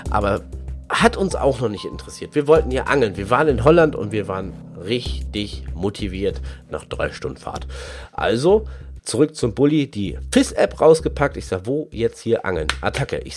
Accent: Germany; Wir als echte Deutsche wollten einen Döner essen.

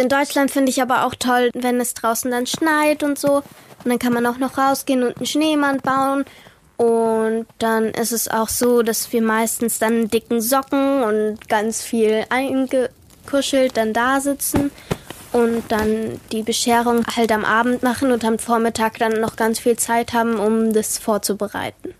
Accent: Australia; now in Germany

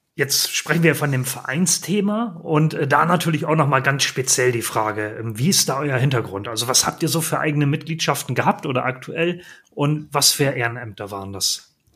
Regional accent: Northern Germany, Germany; bei uns in Norddeutschland, wo ich ja herkomme

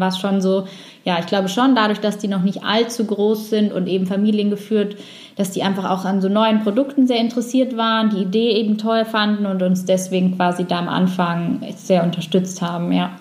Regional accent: Allgäu, Bavaria, Germany; also born or lived in Sweden; now in Nuremberg, Germany; ich komme ursprünglich aus dem Allgäu, wohne jetzt wieder in Nürnberg

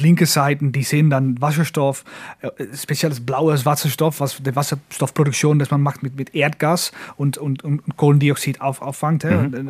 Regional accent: Netherlands; German is a second language

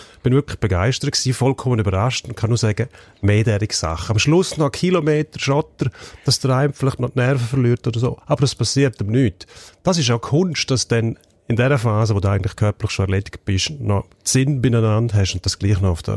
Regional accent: Switzerland; bei uns in der Schweiz

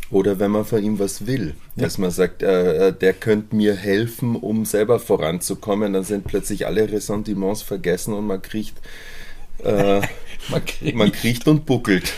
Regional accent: Munich, Bavaria, Germany; ich bin in München aufgewachsen

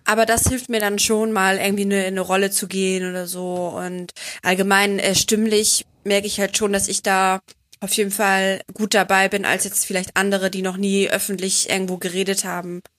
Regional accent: Bremen, Germany; now in Cologne, Germany; ich komme ja ursprünglich aus Bremen

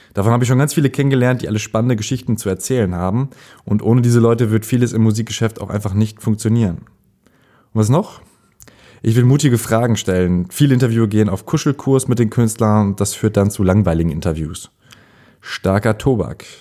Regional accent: Ahlen, North Rhine-Westphalia, Germany; moved away; meine Heimatstadt Aalen, Westfalen, nicht das mit AA, sondern AH, Aalen

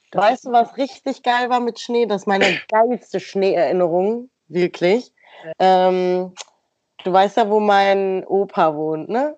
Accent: Stadtlohn, North Rhine-Westphalia, Germany; wenn ich sage aus Stadtlohn

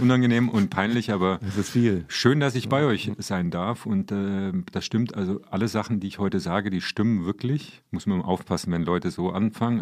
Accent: Marburg, Hesse, Germany; ich bin sozialisiert worden. Also ich stamme aus Marburg

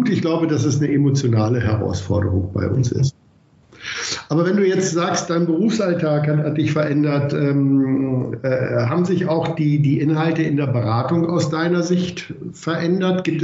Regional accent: Vienna, Austria; Naja, das wäre für mich als Wiener natürlich nahelegen

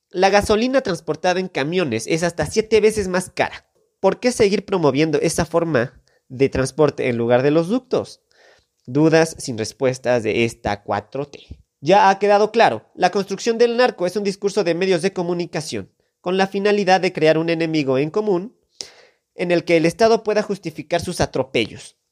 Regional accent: Mexico; como mexicanos

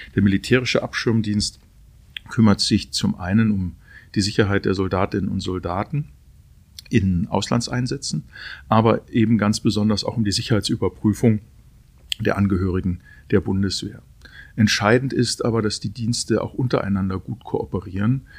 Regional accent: Aalen-Heidenheim constituency, Baden-Württemberg, Germany; moved away as an adult; also born or lived in Hermeskeil; in meiner Heimat, wo ich aufgewachsen bin, aber nicht 27 Jahre mehr gelebt habe

